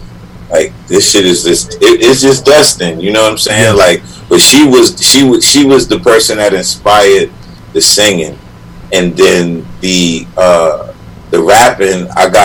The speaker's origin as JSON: {"language": "English", "town": "New York City", "region": "New York", "country": "United States", "said": "I am from Brooklyn, Brownsville"}